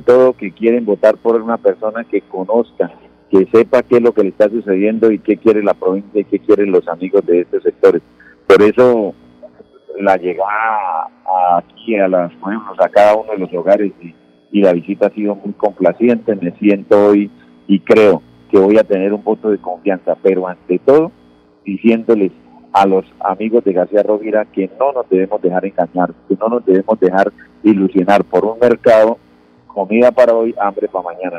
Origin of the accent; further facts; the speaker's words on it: Concepción, Santander, Colombia; moved away; desde el municipio de Concepción, municipio que me vio nacer